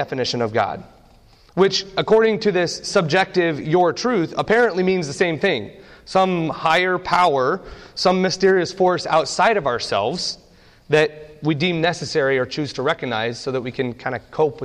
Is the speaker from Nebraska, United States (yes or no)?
yes; Nebraska, United States; I grew up in Nebraska. My dad is a pastor of a small church in the middle of nowhere in Nebraska, and we spent the majority of my youth having church in the above our garage